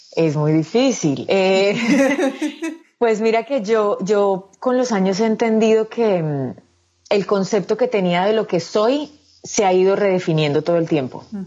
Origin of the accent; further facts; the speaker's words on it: Medellín, Antioquia, Colombia; moved away as an adult; also born or lived in Bogotá; yo soy de Medellín, yo nací el 19 de diciembre del 86 en Medellín, viví en Medellín hasta los 19 años, cuando me mudé a Bogotá